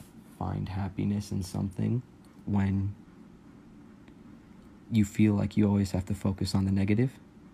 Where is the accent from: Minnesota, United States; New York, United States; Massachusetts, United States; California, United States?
California, United States; I'm 18. I'm from Cali.